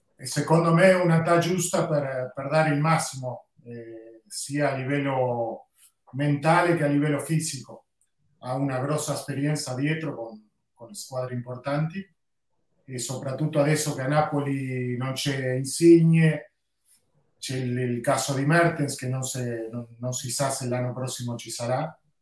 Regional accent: Uruguay; io sono uruguaiano

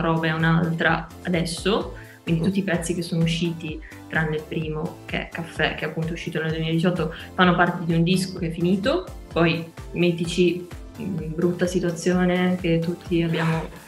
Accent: Genoa, Liguria, Italy; ho 22 anni e vengo da Genova

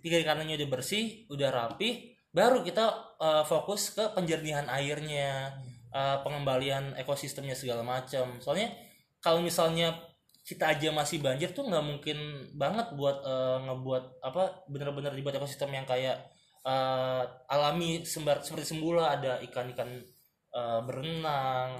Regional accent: Jakarta, Indonesia; gue sebagai warga Jakarta

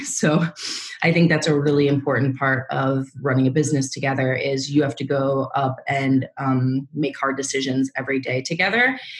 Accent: Minnesota, United States; moved away as an adult; now in New York, United States; I was born and raised in Minnesota in the Midwest, and came to New York um, right after graduating college

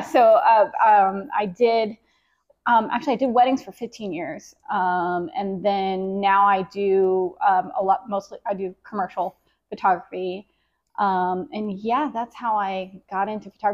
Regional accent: Jacksonville, Florida, United States; born and raised in Jacksonville

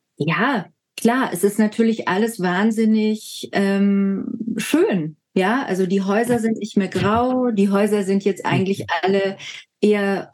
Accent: Lake Constance, Baden-Württemberg, Germany; also born or lived in Berlin; dort, wo ich aufgewachsen bin

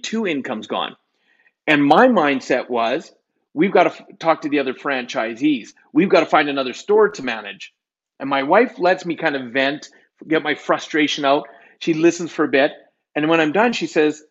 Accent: Canada; I'm Canadian

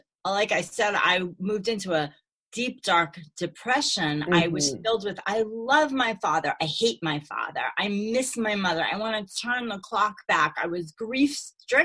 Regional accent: New York City, New York, United States; So I grew up in Brooklyn with a Jewish wannabe Italian father

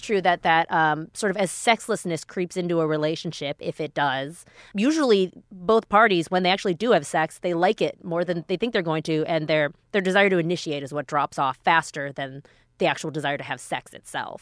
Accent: Minneapolis, Minnesota, United States; I grew up in Minneapolis

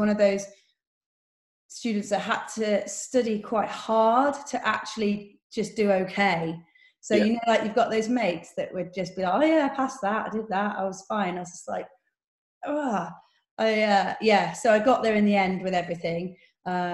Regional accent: Bristol, South West England, United Kingdom; I'm from Bristol

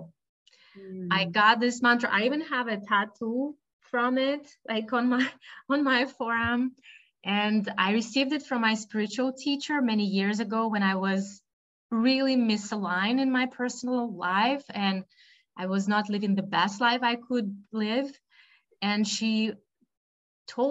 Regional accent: Russia; moved away as an adult; also born or lived in United States; now in Boston, United States; I was born and raised in Russia

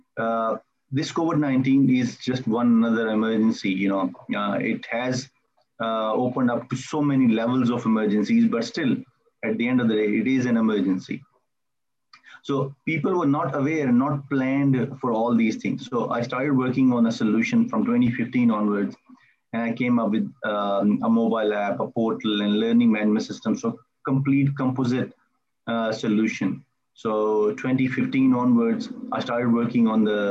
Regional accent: Melbourne, Victoria, Australia; I am from Melbourne, Australia

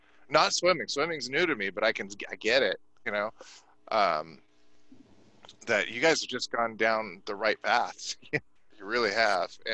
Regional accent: California, United States; I'm a Californian

